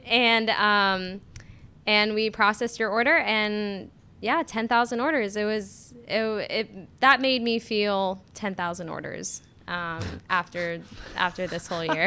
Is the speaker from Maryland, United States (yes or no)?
no; Florida, United States; moved away as an adult; now in Durham, United States; I am from Florida.